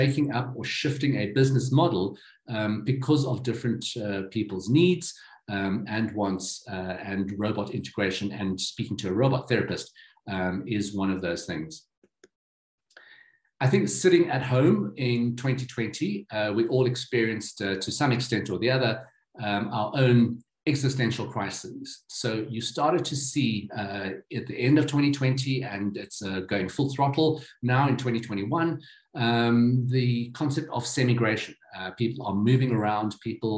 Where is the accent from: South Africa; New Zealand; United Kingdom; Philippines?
South Africa; Johannesburg, Gauteng; This is here in my hometown in Johannesburg, in Sandton City.